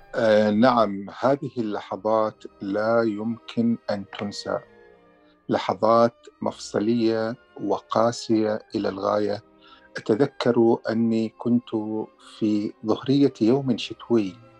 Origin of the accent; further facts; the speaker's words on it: Al Dair, Muharraq Governorate, Bahrain; moved away as an adult; now in Canada; إلى قريتي، إلى الدير التي قضيت كل طفولتي بها